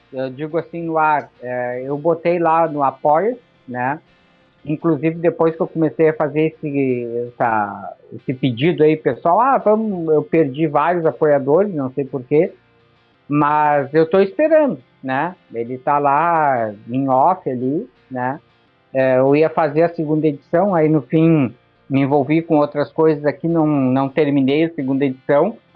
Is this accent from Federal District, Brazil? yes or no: no; São Paulo, Brazil; Quer dizer, pô, eu sou lá de São Paulo. Aqui não tem nenhum evento anarcapitalista, não tem nada.